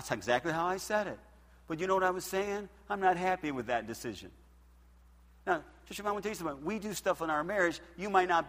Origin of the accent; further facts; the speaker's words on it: United States; I'm American